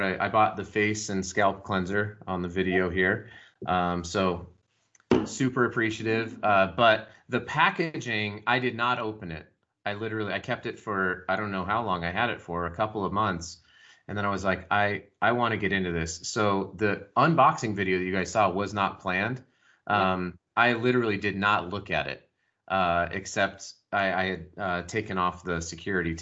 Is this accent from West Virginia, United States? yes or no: no; Colorado Springs, Colorado, United States; I grew up in Colorado Springs.